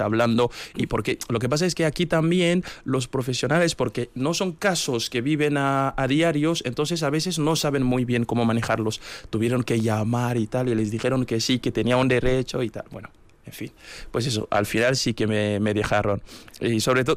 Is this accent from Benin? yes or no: yes; Kérou, Atakora, Benin; now in Vitoria-Gasteiz, Spain; yo soy de Querú. Querú es, una, es un pequeño municipio del norte de Benín